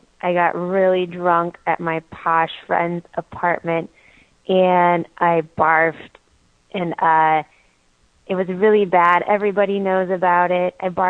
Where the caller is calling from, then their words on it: Germany; I'm calling you from Germany.